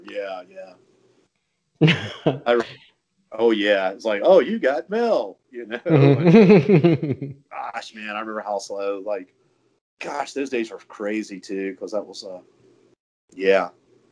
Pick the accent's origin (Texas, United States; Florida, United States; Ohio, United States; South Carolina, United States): South Carolina, United States; I'm going to be 50 this year, and I'm from South Carolina